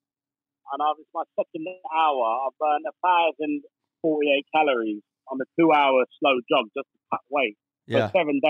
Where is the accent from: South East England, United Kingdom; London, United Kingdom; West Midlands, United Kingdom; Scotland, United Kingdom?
London, United Kingdom; Hounslow; I grew up in Hounslow and was a dishwasher, five of us in a studio.